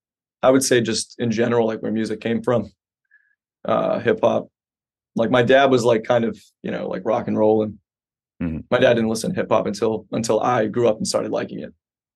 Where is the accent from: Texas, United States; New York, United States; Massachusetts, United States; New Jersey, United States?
Massachusetts, United States; Quincy; born there; I was born in Quincy. I lived there for like 5 years